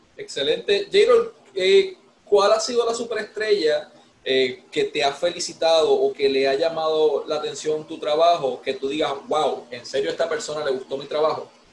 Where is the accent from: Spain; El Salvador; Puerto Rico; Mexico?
Puerto Rico; Ponce; de aquí de mi pueblo de Ponce